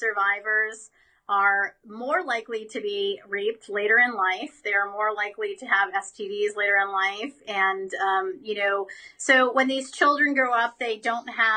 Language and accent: English; United States; as an American citizen